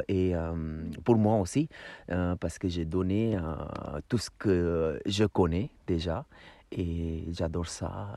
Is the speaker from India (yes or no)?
yes; Udaipur, Rajasthan, India; now in Paris, France; où je viens de d'Udaipur